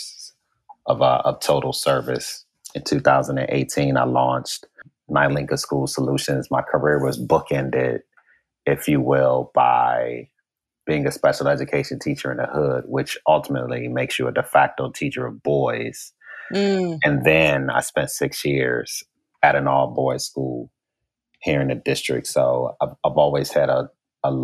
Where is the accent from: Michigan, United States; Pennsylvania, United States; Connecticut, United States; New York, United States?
Michigan, United States; Detroit; moved away as an adult; also born or lived in Washington, D.C.; I was born in Detroit, Michigan. And I'm what you would call an 80s baby. Came to Howard University and decided not to go back